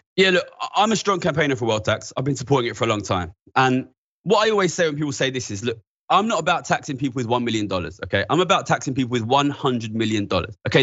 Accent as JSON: {"language": "English", "region": "London", "country": "United Kingdom", "said": "I'm from East London, near the financial centre."}